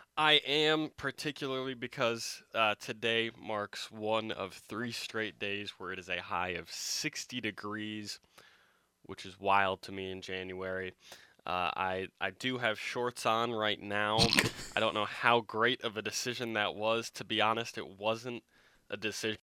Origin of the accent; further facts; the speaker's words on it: Michigan, United States; moved away; my hometown